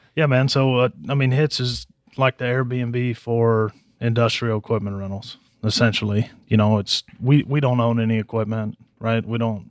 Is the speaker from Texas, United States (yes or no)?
yes; Harlingen, Texas, United States; moved away as an adult; also born or lived in Stephenville, Texas; now in San Antonio, United States; I grew up in Harlingen down in the valley.